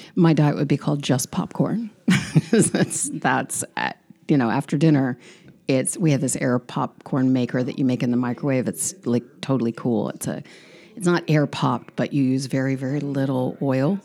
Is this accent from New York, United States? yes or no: no; San Diego, California, United States; moved away as an adult; also born or lived in Encinitas; now in Rehoboth Beach, United States; I grew up on the border